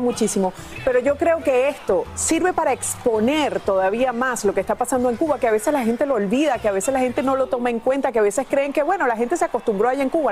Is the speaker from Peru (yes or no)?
no; Venezuela; soy venezolana